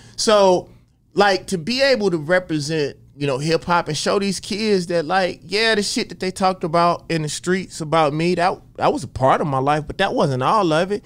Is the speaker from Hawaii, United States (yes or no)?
no; Jackson, Mississippi, United States; growing up in Jackson, Mississippi